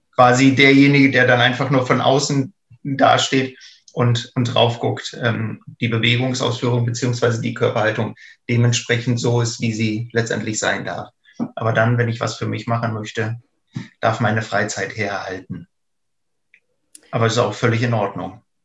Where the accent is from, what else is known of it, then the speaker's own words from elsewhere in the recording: eastern Germany, Germany; ich bin ja quasi auch im Osten der Republik groß geworden